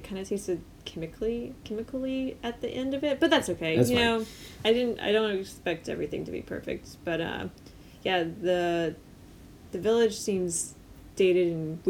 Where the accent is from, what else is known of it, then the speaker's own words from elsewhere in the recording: United States; we're American